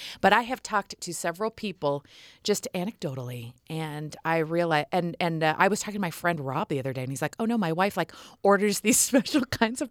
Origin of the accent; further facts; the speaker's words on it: Nebraska, United States; I am a corn husker. I'm from Nebraska